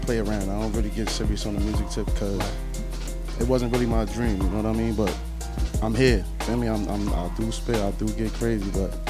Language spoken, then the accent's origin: English; New York City, New York, United States; I'm from the Bronx.